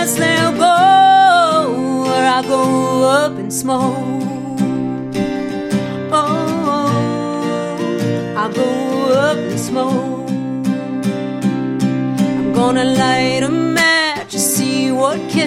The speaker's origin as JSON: {"language": "English", "region": "Northeast", "country": "United States", "tie": "born or raised there", "said": "I grew up in the Northeast"}